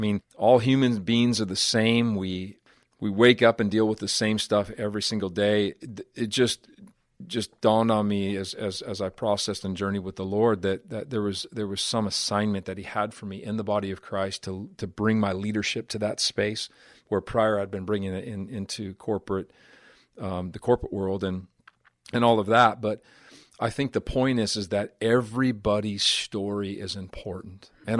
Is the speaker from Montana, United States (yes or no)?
yes; Butte, Montana, United States; being raised in the city that I was raised in Butte, Montana